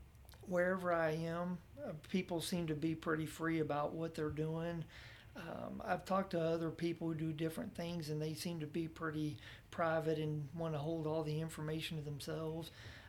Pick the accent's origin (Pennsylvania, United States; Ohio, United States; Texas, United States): Texas, United States; now in Oklahoma, United States; I was unaware of it when I moved here because I was from Texas and it wasn't going on there.